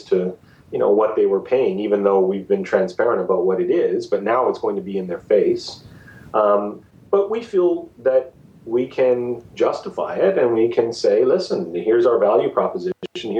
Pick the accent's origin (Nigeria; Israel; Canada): Canada